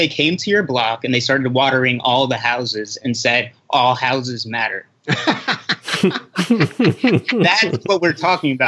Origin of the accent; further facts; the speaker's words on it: United States; I was born in the States, so I'm actually American, but I'm Haitian descent